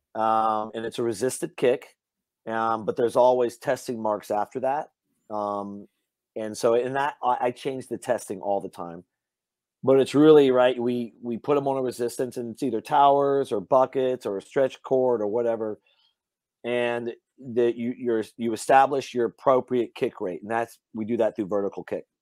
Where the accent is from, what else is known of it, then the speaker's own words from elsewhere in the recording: Louisiana, United States; moved away; I grew up hunting in Louisiana